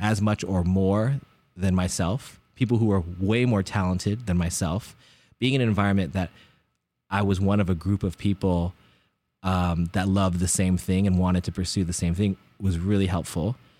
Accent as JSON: {"language": "English", "area": "Bay Area", "region": "California", "country": "United States", "tie": "born or raised there", "said": "growing up in the Bay Area"}